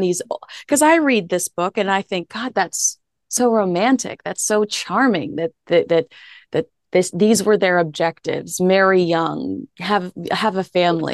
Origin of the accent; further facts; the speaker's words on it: the South, United States; I grew up in the South where you were expected to be a virgin until marriage.